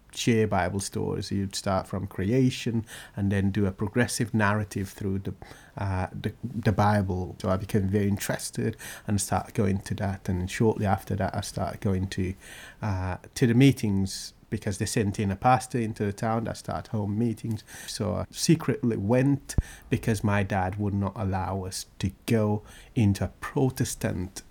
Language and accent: English; Guinea-Bissau; now in Great Yarmouth, United Kingdom; I come from Guinea-Bissau, in West Africa